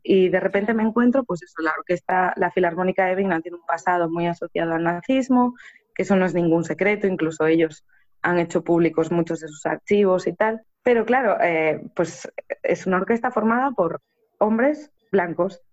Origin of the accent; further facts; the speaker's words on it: Spain; conservatorios españoles, que es el país de donde yo soy